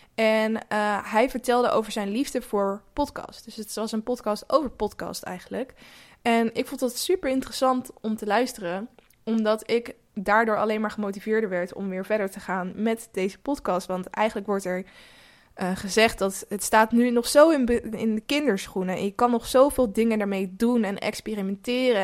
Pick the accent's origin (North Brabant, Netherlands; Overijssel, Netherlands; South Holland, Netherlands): South Holland, Netherlands; near Rotterdam; Ik kom zelf ook uit de buurt van Rotterdam